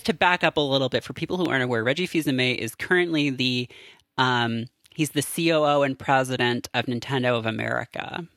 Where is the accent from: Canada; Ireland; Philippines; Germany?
Canada; I have, like, a latent knowledge of French, being Canadian